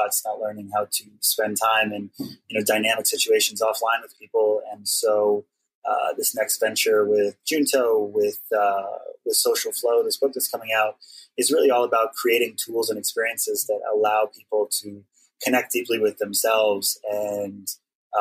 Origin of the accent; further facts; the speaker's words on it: Hawaii, United States; now in Brooklyn, United States; when I was growing up in Hawaii as one of the lone Howleys in my school